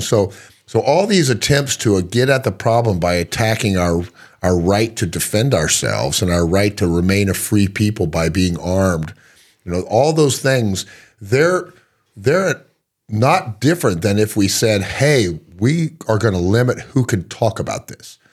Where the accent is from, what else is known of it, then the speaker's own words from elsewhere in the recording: Texas, United States; I'm from Texas